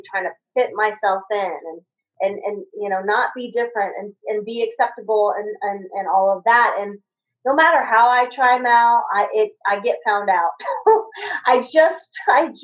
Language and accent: English; Kentucky, United States; I grew up in Kentucky